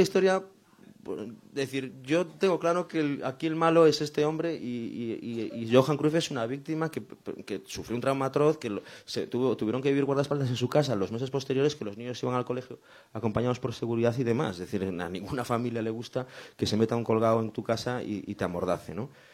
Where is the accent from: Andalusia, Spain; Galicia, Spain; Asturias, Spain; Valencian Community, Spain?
Galicia, Spain; Sanxenxo; San Senso que era mi pueblo, es mi pueblo